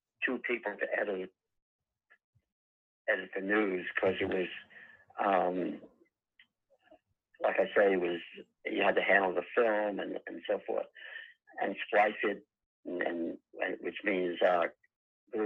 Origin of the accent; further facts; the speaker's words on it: Long Island, New York, United States; moved away as an adult; now in California, United States; I'm originally from New York, or Long Island